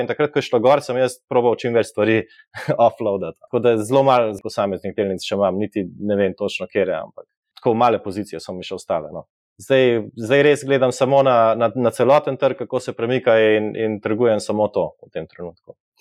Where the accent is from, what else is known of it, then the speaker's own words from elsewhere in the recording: Slovenia; kot Slovenci